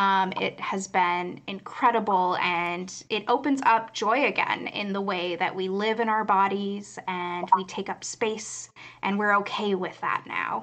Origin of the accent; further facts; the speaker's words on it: Los Angeles, California, United States; Growing up in Los Angeles, I did the classic thing where I decided as a kid I wanted to be an actor because we were